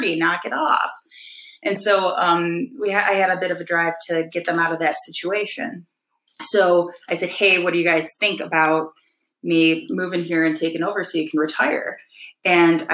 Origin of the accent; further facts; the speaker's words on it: Detroit, Michigan, United States; moved away as an adult; also born or lived in Grand Rapids, Michigan / Fort Wayne, Indiana / Lexington, Kentucky / Cleveland, Ohio; I grew up in the Detroit area.